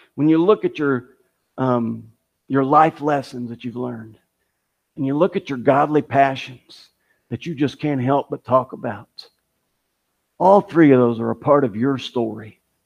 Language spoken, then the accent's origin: English; Kentucky, United States; my hometown to the, the World Chicken Festival that they have in, in Kentucky